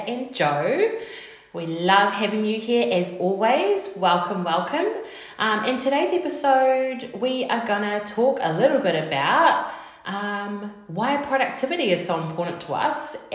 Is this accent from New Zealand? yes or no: yes; New Zealand; We're two Kiwi girls